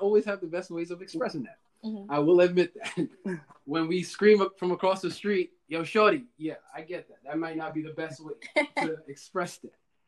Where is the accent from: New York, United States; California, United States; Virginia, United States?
New York, United States; Growing up in New York